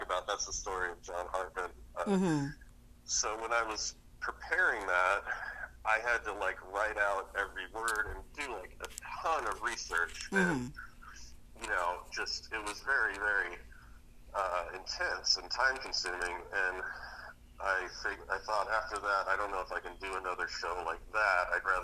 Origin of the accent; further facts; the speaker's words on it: Alaska, United States; moved away as an adult; also born or lived in Seattle, Washington; now in Los Angeles, United States; I was born in Alaska, and I grew up there.